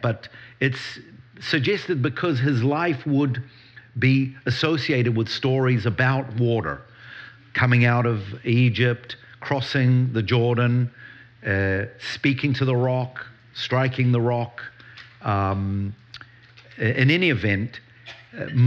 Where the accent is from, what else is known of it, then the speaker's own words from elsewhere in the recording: New Zealand; moved away as an adult; now in Israel; I do have an accent. I do. I grew up in New Zealand